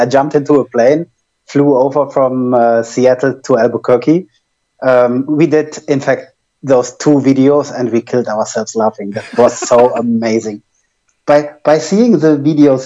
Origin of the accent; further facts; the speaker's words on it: Germany; accent: German; English is a second language; my German accent